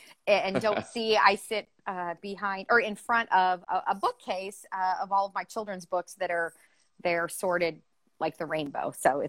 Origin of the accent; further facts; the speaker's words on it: Iowa, United States; moved away; Iowa's my home state. I went to the University of Iowa